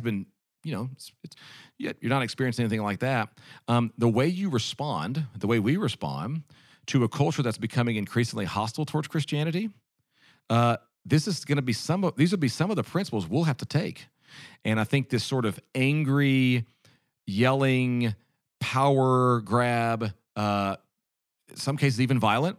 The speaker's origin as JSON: {"language": "English", "country": "United States", "said": "As an American"}